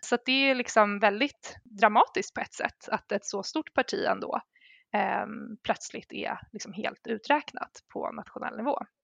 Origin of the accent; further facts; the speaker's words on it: Sweden; som svensk